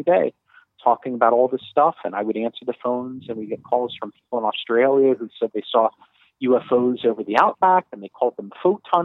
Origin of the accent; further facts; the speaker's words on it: Miami, Florida, United States; I was born and raised in Miami.